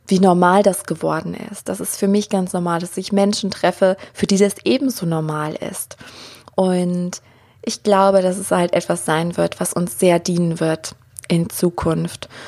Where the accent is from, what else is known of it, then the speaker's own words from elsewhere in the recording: Germany; ich bin ja auch hier aufgewachsen in Deutschland, in diesem Umfeld und keiner von denen, die mich umgeben haben, ähm, wusste irgendwas von Hellsinn.